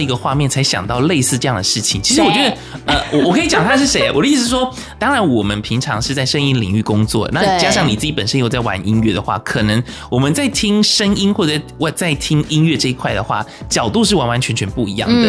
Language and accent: Chinese; Kaohsiung, Taiwan; 呃你是说我们高雄人怎么样吗？